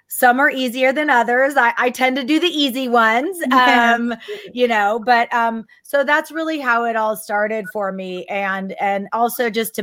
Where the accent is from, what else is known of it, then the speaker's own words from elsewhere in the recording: Texas, United States; moved away; also born or lived in San Francisco; I grew up in Texas